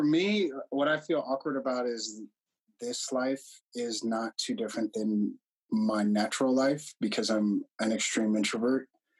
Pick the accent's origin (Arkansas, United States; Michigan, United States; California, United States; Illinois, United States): Illinois, United States; Chicago; I'm the second oldest of my family. And I enjoyed growing up mostly in the suburbs of Chicago.